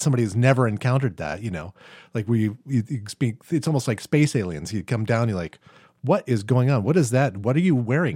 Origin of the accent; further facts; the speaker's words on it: United States; I'm from the United States.